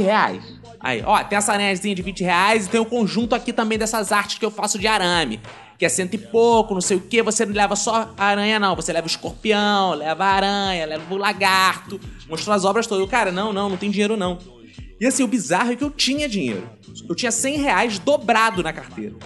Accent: Rio de Janeiro, Brazil; sou do Rio de Janeiro

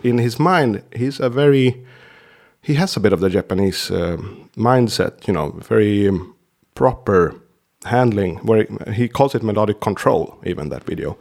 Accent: Sweden; English is a second language; my countryman Peter Stormare is always doing Slavic guys in American shows because it's not that hard for us to do this kind of English

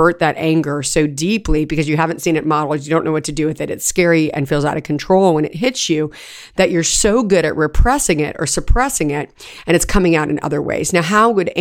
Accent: California, United States; moved away; We had a septic tank when I was growing up in California

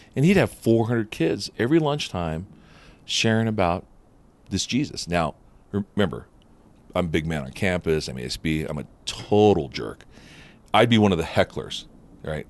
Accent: Upland, California, United States; first language Japanese; English is a second language; I grew up in Southern California in a Buddhist home

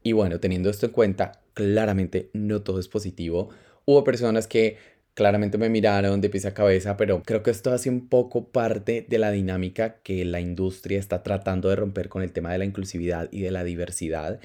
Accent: Colombia; first language Spanish; moved away as an adult; now in Spain; yo soy una persona que viene de Latinoamérica vengo de Colombia Vivo en España hace cuatro años

